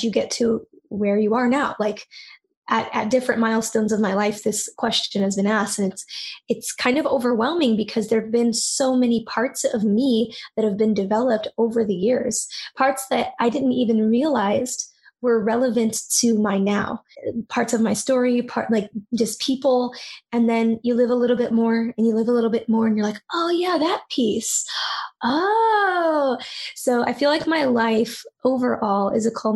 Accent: San Francisco Bay Area, California, United States; I grew up in the San Francisco Bay Area

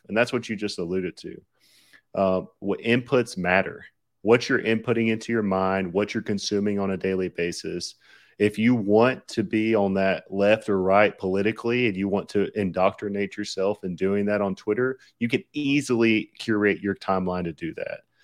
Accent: Southern, United States; accent: Southern; my Southern accent

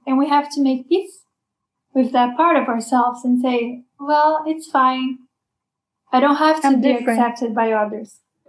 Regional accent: Brazil; moved away; I'm from Brazil, but I kind of look Asian, but I'm not from Asia.

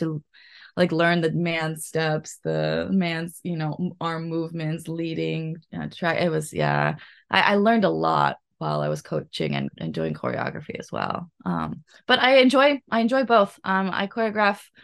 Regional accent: United States; now in Japan; I grew up in the States

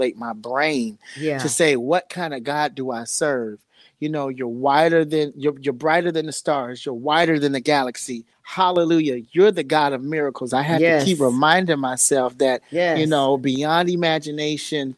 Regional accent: Chicago, Illinois, United States; now in Los Angeles, United States; I was raised in Chicago. But long story short, I'm living in LA now

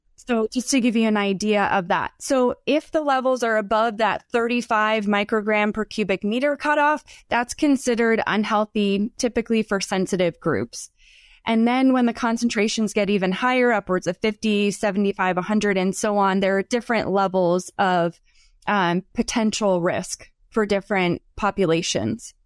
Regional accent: Northeast, United States; moved away as an adult; also born or lived in Southeastern United States / Florida; now in Idaho, United States; I'm from the, the Northeast, and then spent time in the Southeast for graduate school

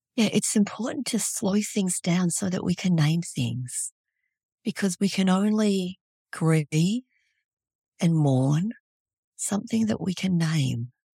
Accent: Australia; moved away as an adult; also born or lived in Vietnam; now in Fairbanks, United States; I was born in Vietnam, raised in Australia, and these days I live in Fairbanks, Alaska

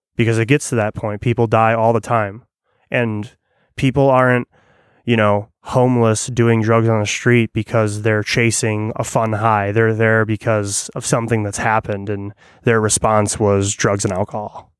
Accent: Illinois, United States; when you grow up in, like, suburbia

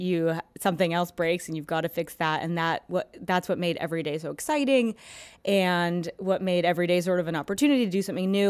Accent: Toronto, Ontario, Canada; moved away as an adult; now in New York, United States; I'm from Toronto. I went to school in Canada

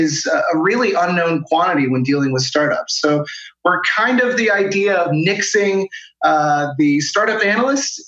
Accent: Washington, D.C., District of Columbia, United States; moved away as an adult; now in Denmark; I'm originally from the Washington, D.C. metropolitan area, but I found myself in Denmark about 3 years ago

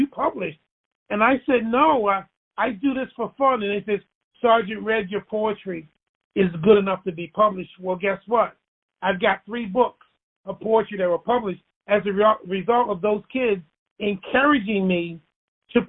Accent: Baltimore, Maryland, United States; I grew up in Baltimore

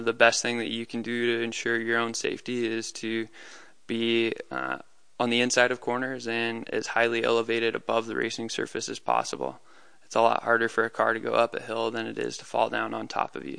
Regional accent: Colorado Springs, Colorado, United States; I grew up in Colorado Springs, Colorado

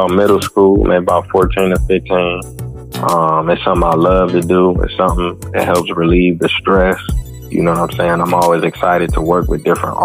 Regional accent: Cleveland, Ohio, United States; I'm from Cleveland, Ohio

